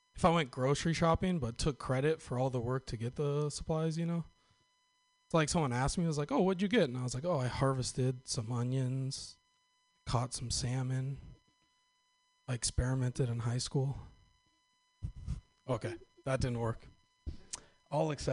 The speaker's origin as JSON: {"language": "English", "region": "Northern California", "country": "United States", "tie": "born or raised there", "said": "I'm from Northern California, and I was actually born in, like, the traditional Northern California way"}